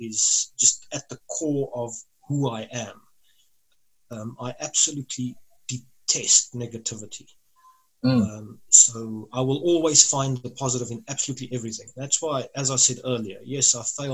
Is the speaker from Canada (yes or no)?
no; South Africa; as a South African